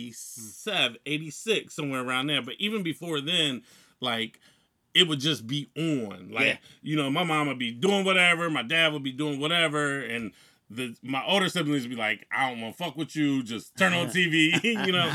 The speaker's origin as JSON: {"language": "English", "town": "Newark", "region": "Ohio", "country": "United States", "tie": "born or raised there", "said": "I grew up in Newark, Ohio."}